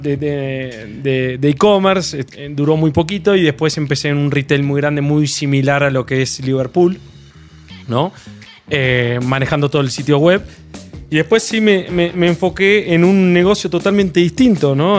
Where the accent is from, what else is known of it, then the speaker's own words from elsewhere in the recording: Argentina; moved away as an adult; now in Mexico; Soy argentino, vine en México hace dos años y medio